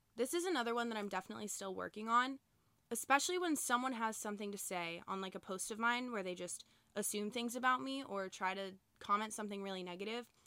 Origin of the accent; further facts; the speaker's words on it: Boca Raton, Florida, United States; I live in Boca Raton, Florida, so I grew up with all the same people, all the same families